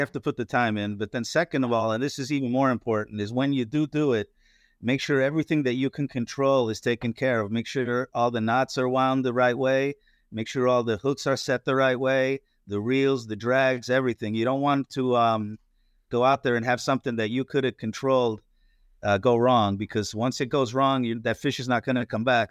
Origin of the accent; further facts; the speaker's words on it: northeastern Pennsylvania, United States; also born or lived in Florida; now in Destin, United States; I grew up in Pennsylvania, uh, in northeastern Pennsylvania, uh, near the Poconos, Pocono Mountains